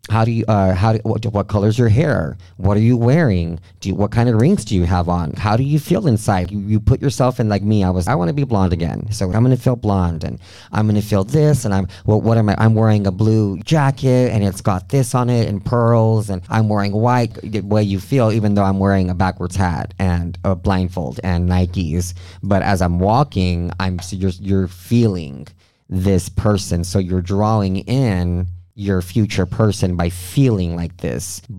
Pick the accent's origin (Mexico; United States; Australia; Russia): Mexico; I'm from Mexico been drinking since I was 13, and that's just part of our culture down there.